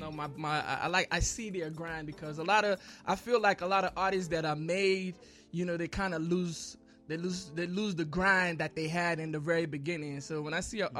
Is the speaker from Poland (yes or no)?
no; Nigeria; now in Chicago, United States; growing up in Nigeria, you know, Nigeria being being the people that we are